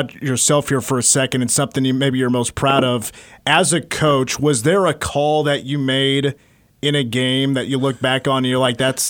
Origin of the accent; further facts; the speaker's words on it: Manhattan, Kansas, United States; I've been around here all my life. I was born here in Manhattan.